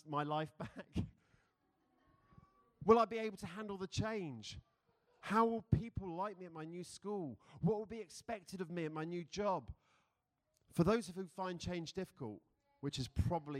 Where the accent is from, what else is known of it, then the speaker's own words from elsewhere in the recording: London, United Kingdom; moved away as an adult; now in Philadelphia, United States; I am from London.